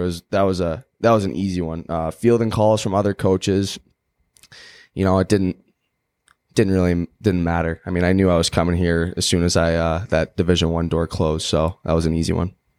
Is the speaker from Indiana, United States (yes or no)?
no; Chicago, Illinois, United States; I'm from Chicago